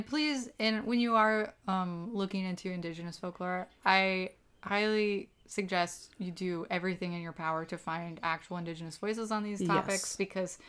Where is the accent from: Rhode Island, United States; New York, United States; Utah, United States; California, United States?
Utah, United States; Park City; I grew up in Park City, Utah, which is best known for the Sundance Film Festival.